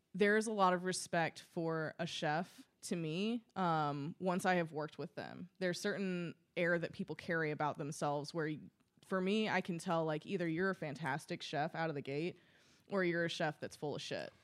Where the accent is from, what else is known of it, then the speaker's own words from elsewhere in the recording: Paducah, Kentucky, United States; moved away as an adult; also born or lived in St. Louis / Louisville, Kentucky / Cincinnati, Ohio; I'm originally from Paducah, Kentucky, which is as, about far west in the state as you can get. Um, I lived there my entire life.